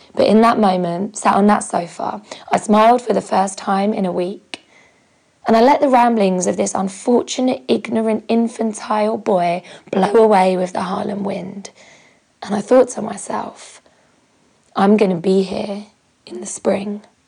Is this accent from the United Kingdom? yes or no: yes; United Kingdom; moved away as an adult; now in United States; being a Brit